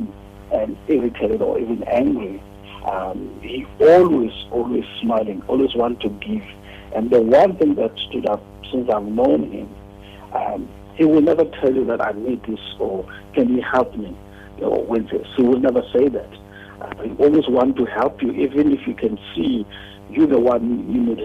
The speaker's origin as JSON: {"language": "English", "country": "South Africa", "said": "us as South African"}